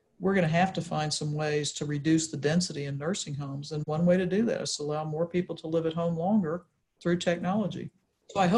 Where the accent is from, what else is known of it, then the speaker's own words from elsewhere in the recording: Texas, United States; moved away; I grew up in Texas